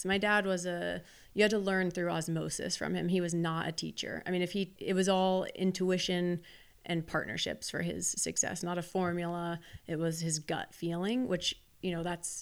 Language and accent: English; Wichita, Kansas, United States; I'm from Wichita, Kansas